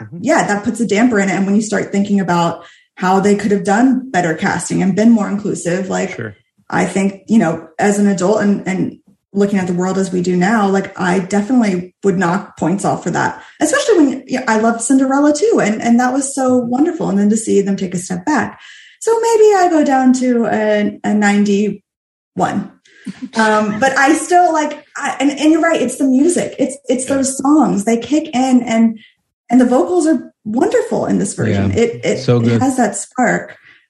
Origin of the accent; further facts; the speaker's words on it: Florida, United States; growing up in Florida, I had seen regional productions